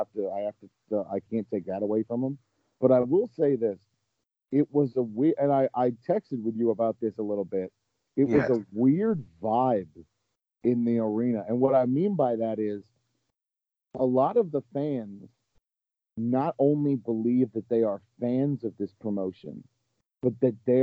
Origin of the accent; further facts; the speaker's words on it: Baltimore, Maryland, United States; I'm from Baltimore, Maryland.